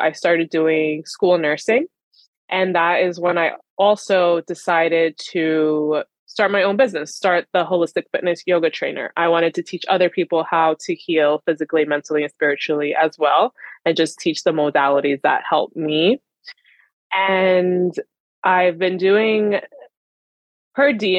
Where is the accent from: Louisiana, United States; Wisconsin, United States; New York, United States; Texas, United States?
New York, United States; Long Island; I am from Long Island, New York.